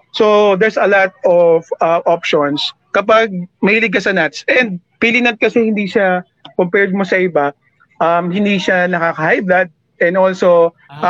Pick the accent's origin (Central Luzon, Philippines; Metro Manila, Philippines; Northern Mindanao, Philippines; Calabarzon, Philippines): Metro Manila, Philippines; Manila; also born or lived in Bicol Region (ancestry); bilang may dugong Bicolano even though ako lumaki sa Manila